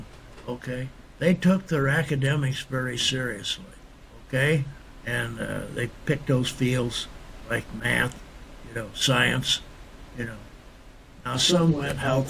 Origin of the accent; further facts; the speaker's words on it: Chenoa, Illinois, United States; I went back to my hometown in Chenaux, Illinois, which is 25 miles down the road from Normal